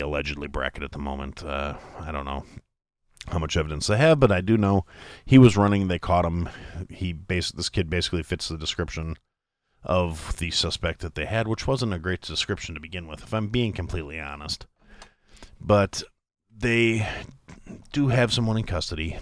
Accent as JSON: {"language": "English", "country": "United States"}